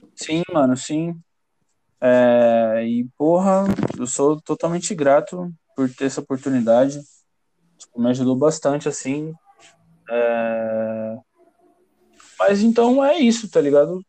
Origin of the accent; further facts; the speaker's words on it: São Paulo, Brazil; sou do Jardim Paulistano, São Paulo